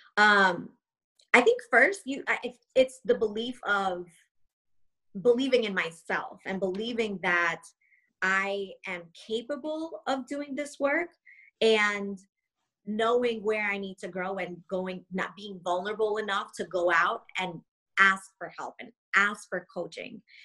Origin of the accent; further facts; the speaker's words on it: Long Island, New York, United States; moved away; also born or lived in South Carolina; born and raised in New York, uh, Long Island